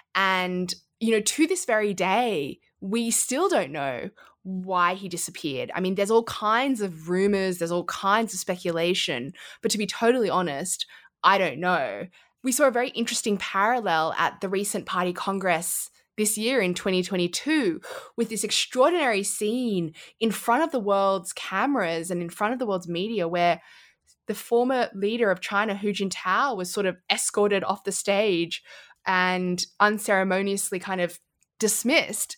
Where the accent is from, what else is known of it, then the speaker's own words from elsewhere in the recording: Australia; accent: Australian; I am Australian of Chinese heritage